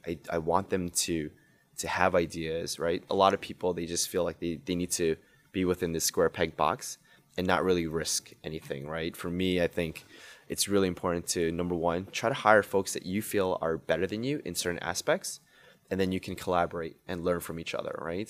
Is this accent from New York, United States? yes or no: yes; New York City, New York, United States; I grew up in Queens Woodside, oh. so I was born and raised all my life there.